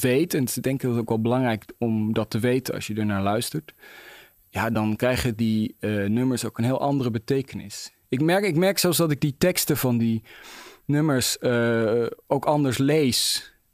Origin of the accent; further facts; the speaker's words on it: Netherlands; ik ben Nederlander